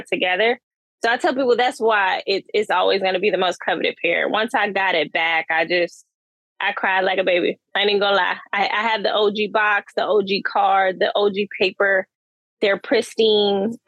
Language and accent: English; Charlotte, North Carolina, United States; moved away as an adult; now in Durham, United States; I'm born and raised in Charlotte. I'm currently in Durham, so I'm still in North Carolina.